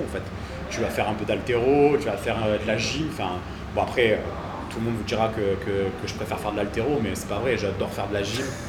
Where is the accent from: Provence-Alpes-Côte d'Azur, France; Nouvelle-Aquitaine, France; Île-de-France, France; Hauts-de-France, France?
Provence-Alpes-Côte d'Azur, France; Cavaillon; j'étais de Cavaillon, donc Avignon